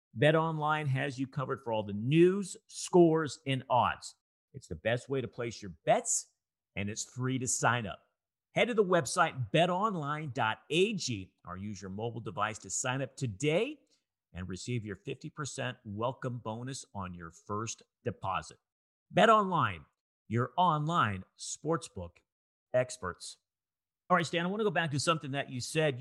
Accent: Bay Area, California, United States; I grew up in the Bay Area, and we had the Oakland Invaders

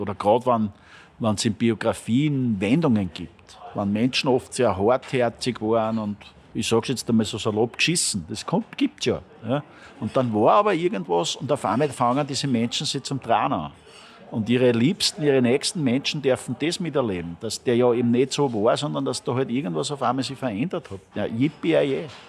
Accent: Linz, Upper Austria, Austria; born or raised there; now in Vienna, Austria

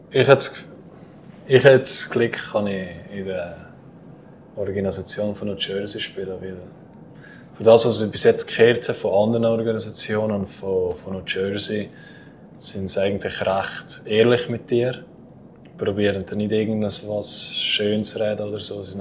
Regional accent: Valais, Switzerland; es geht zurück auf die Zeit, wo ich gerade auf Davos gewechselt habe. Mhm. Ja, dann kommst du als Walliser dann Brief und nachher äh, sagen alle, ja, red mal etwas

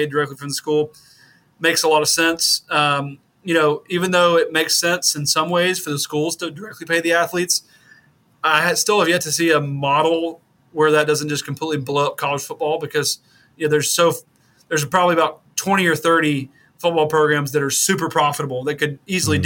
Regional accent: the South, United States; as a kid growing up in the South

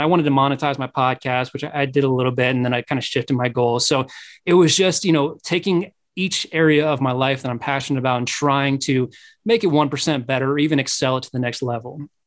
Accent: Midwest, United States; I'm from the Midwest

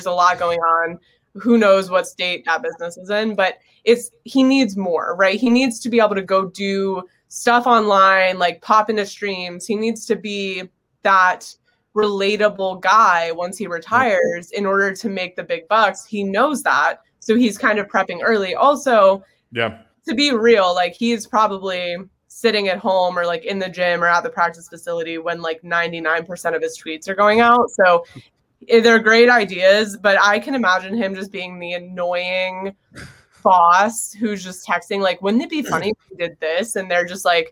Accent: Florida, United States; also born or lived in New York; I'm from Florida

